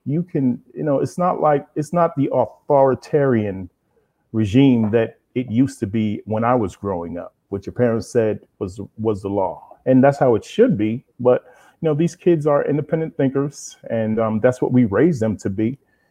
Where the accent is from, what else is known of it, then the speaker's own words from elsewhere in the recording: New York City, New York, United States; also born or lived in Brooklyn / Queens; I'm from Brooklyn, but we moved out to Queens.